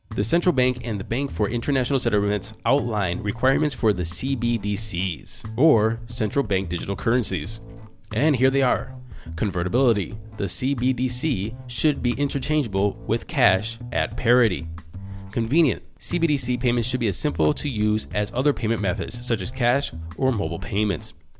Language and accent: English; Cleveland, Ohio, United States; moved back, uh, to my hometown, Cleveland, Ohio